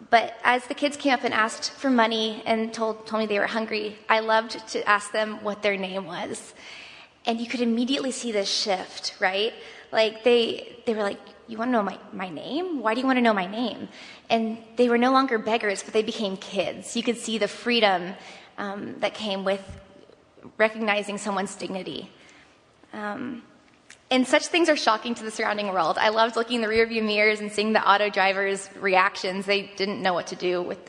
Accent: Tampa, Florida, United States; I'm from South Tampa. I went to Academy of the Holy Names and to Plant High School.

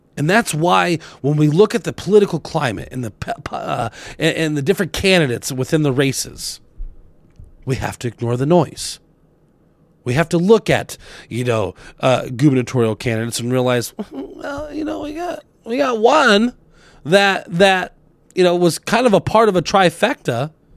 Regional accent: Arizona, United States; now in Wisconsin, United States; my home state originally of Arizona

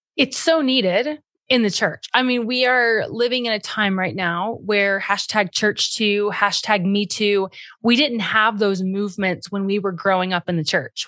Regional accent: Cincinnati, Ohio, United States; my hometown of Cincinnati

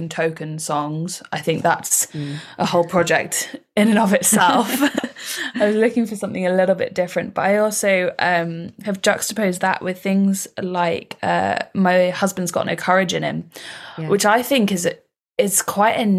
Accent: Somerset, South West England, United Kingdom; I'm from Somerset

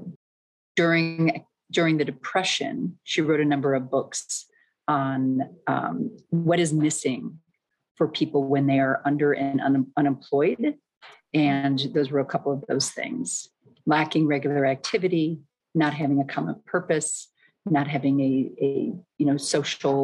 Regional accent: Midwest, United States; moved away as an adult; also born or lived in New York; I was brought up in the Midwest

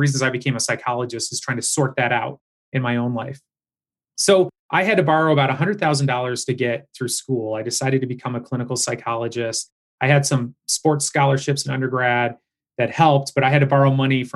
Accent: Michigan, United States; also born or lived in Howell, Michigan / Farmington Hills, Michigan / suburbs of Detroit, Michigan; I grew up in Howell, Michigan. So I was born in Farmington Hills and I was raised in the suburbs of Detroit.

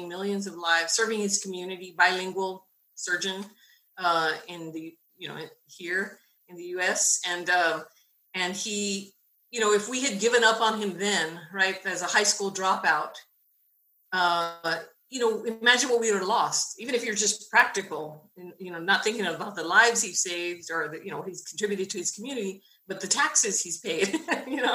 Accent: Benavides, Texas, United States; I grew up in Benavidez, Texas, very small rural community near Laredo, near the border in Laredo

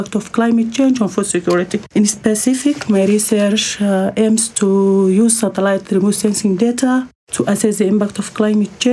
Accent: Sudan; moved away as an adult; now in Nairobi, Kenya; I'm from Sudan

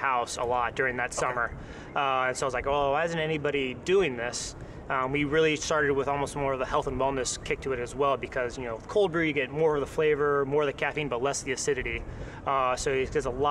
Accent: San Diego, California, United States; growing up in San Diego

